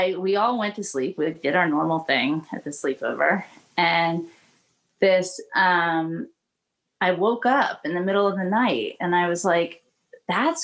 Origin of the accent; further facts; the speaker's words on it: Northern California, United States; I grew up in Northern California